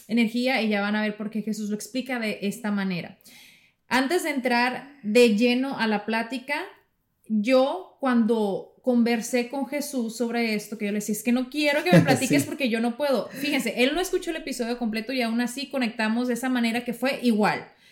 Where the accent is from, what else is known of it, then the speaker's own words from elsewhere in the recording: Mexico; yo como mexicana en mi cultura